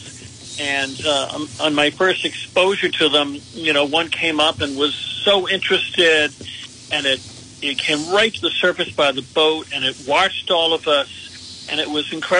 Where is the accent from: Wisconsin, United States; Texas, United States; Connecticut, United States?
Connecticut, United States; Connecticut, my home state